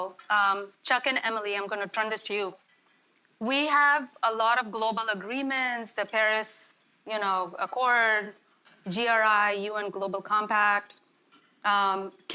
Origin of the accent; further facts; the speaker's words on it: India; moved away as an adult; now in Elmhurst, United States; I was born and raised in India.